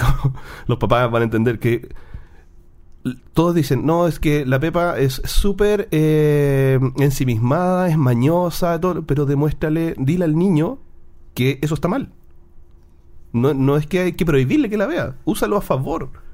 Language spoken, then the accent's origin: Spanish; Chile; en Chile también decimos el olor a ñoño. Los frikis son los ñoños acá en Chile